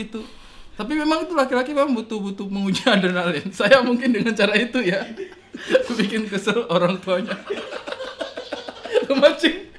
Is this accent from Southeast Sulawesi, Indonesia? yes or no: yes; Wakatobi, Southeast Sulawesi, Indonesia; saya lahir besar di Sulawesi